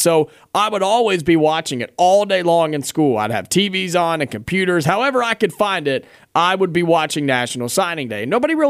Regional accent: Ohio, United States; moved away; also born or lived in the South; I grew up in Ohio for most of my time

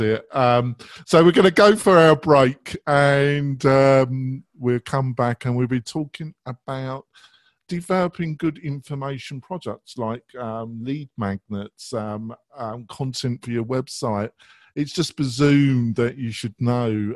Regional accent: England, United Kingdom; I am English

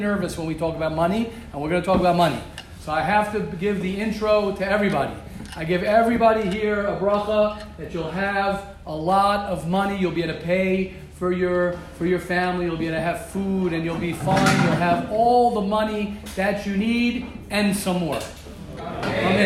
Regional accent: United States; moved away; I'm American. I will always be American

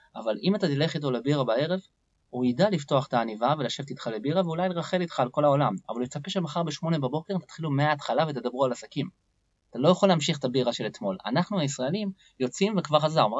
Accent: Israel; אני ישראלי בעצמי, ואני חי בתוך עמי

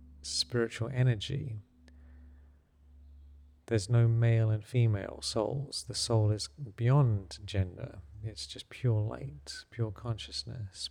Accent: England, United Kingdom; When I was growing up in England

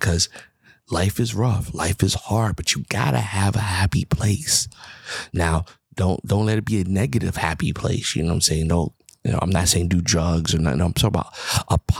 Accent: New York City, New York, United States; moved away; I'm from the Bronx, New York

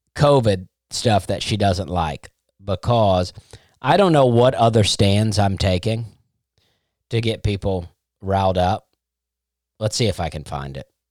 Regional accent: Auburn, Alabama, United States; moved away; That was my, that's basically my hometown

